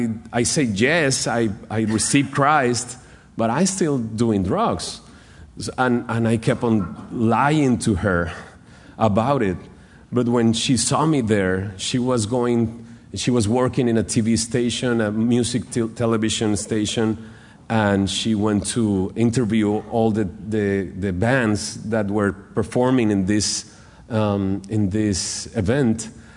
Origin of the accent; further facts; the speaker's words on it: Monterrey, Nuevo León, Mexico; So I start going to church in Monterrey. I'm from Monterrey, Nuevo León in Mexico.